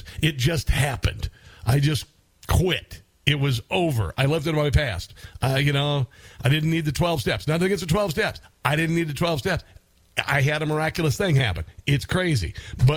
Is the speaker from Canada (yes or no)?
no; Iowa, United States; my home state, Iowa